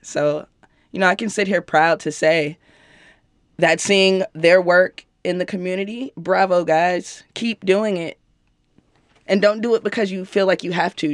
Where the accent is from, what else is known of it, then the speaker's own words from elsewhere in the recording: Chicago, Illinois, United States; I'm from Chicago